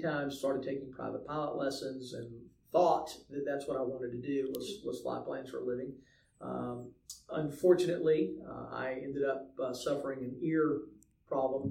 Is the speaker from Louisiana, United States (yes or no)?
no; Savannah, Georgia, United States; also born or lived in Dallas, Texas; I grew up here in Savannah.